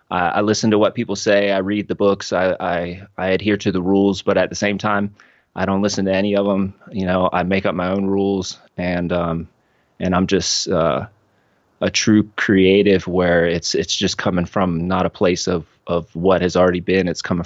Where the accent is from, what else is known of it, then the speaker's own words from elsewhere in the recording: Cincinnati, Ohio, United States; I grew up in Cincinnati. It was a smaller town when my parents moved there. By the time they had me, I'm the youngest of five. The city had grown around them.